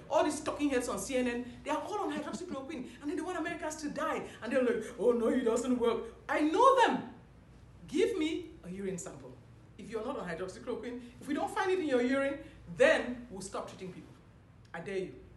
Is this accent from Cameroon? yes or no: yes; Cameroon; moved away as an adult; also born or lived in Nigeria; now in Houston, United States